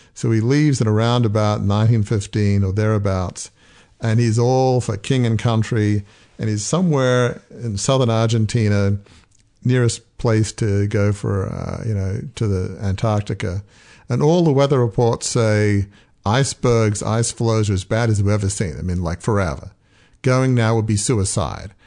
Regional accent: Australia; moved away; I grew up in Australia

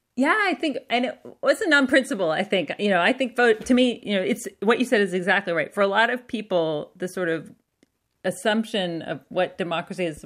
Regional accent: Canada; also born or lived in United States; because of being Canadian

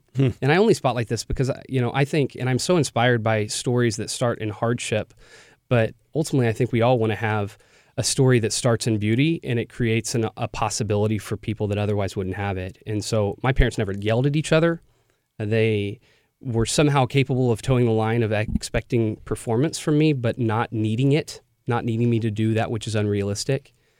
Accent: a suburb of Dallas, Texas, United States; moved away; I grew up in a suburb of Dallas. I was sure I was never going to go back

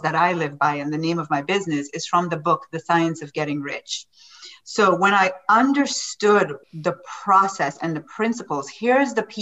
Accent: Jamaica; I am from Jamaica.

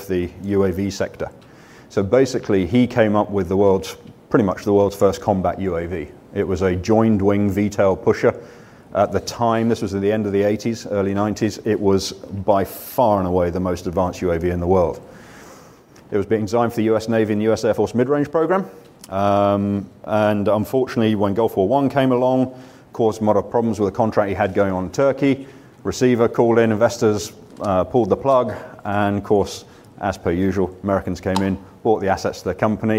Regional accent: Weybridge, South East England, United Kingdom; moved away as an adult; also born or lived in San Francisco, United States; now in Duxford, United Kingdom; This is my hometown. So I'm a Weybridge lad born and bred. And so I now live, obviously, in Cambridge at Duxford.

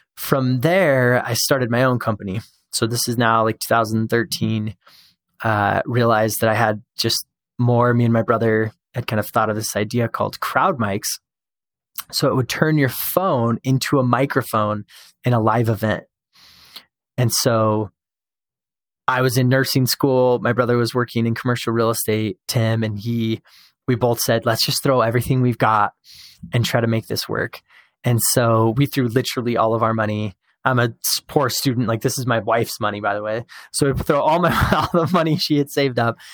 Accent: Show Low, Arizona, United States; now in Utah, United States; I was born and raised in Sholo

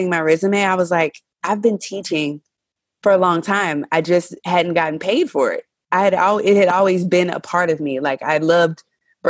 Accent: North Carolina, United States; moved away as an adult; now in China; I'm originally from North Carolina, born, raised, educated

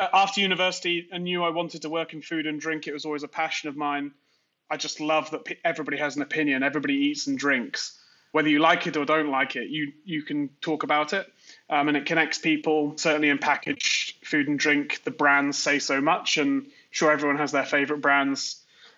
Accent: Worcester, West Midlands, United Kingdom; moved away as an adult; now in New York, United States; I grew up in the Midlands, a place called Worcester, where Worcestershire sauce is from

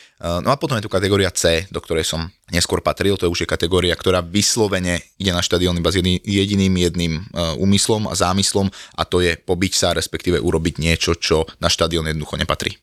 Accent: Martin, Žilina Region, Slovakia; moved away as an adult; now in Bratislava, Slovakia; som rodený Martinčan

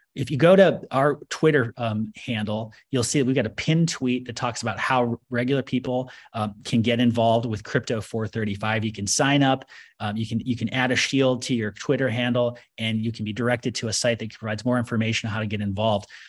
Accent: United States; I, as an American

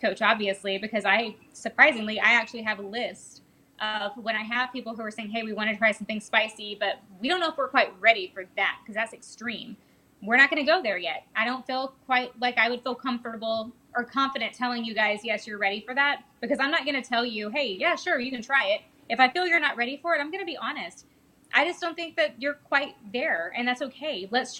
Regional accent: Georgia, United States; now in Texas, United States; I'm from Georgia

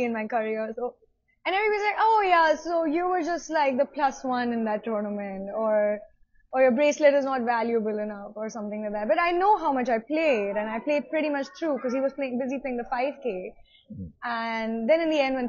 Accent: India; being Indian

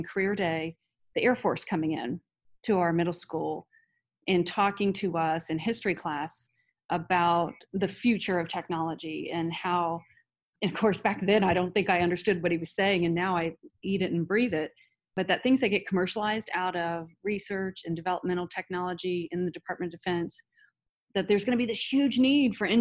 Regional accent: Circleville, Ohio, United States; now in Columbus, United States; I grew up in Circleville, Ohio, just south of Columbus

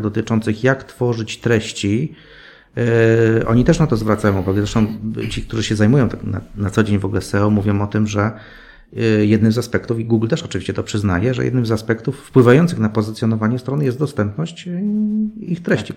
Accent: Poznań, Greater Poland, Poland; ja jestem z Poznania

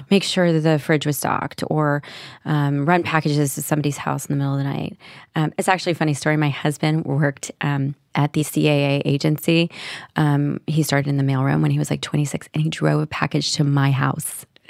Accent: Nashville, Tennessee, United States; moved away; I was from Nashville, Tennessee

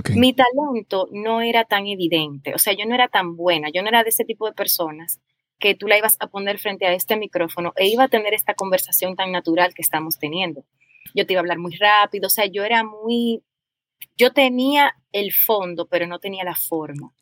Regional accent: Dominican Republic; yo nací en República Dominicana hace unos añitos

